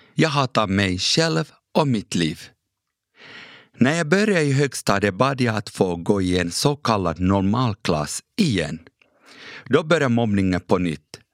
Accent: Ekenäs, Uusimaa, Finland; first language Kurdish; Swedish is a second language; also born or lived in Iraqi Kurdistan / Turkey; Fem år senare kom jag som flykting till Ekenäs och fick växa upp som finlandssvensk

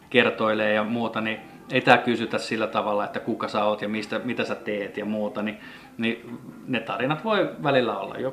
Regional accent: Finland; me ollaan kasvettu kai täällä Suomessa niin jotenkin siihen koivun tuoksuun

